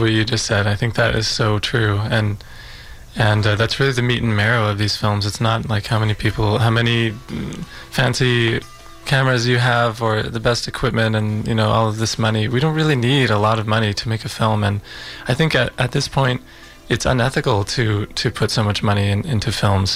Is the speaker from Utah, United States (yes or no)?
yes; Utah, United States; I was born in Utah um, in the States.